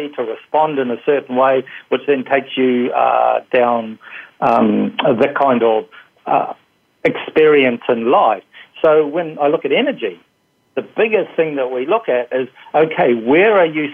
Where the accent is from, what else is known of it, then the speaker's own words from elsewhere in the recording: New Zealand; moved away; originally I'm from New Zealand